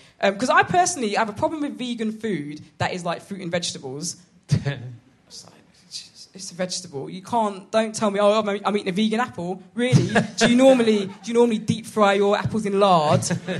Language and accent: English; London, United Kingdom; I'm from London.